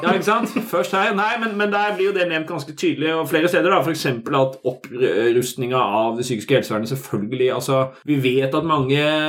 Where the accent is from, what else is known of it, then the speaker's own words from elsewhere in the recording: Sørlandet, Southern Norway, Norway; now in Oslo, Norway; I oppveksten på Sørlandet